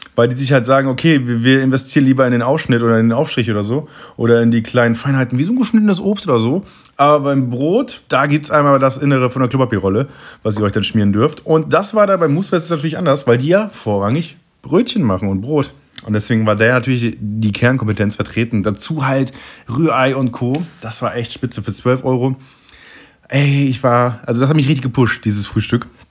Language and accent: German; East Frisia, Lower Saxony, Germany; aus Ostfriesland, aus meiner Heimat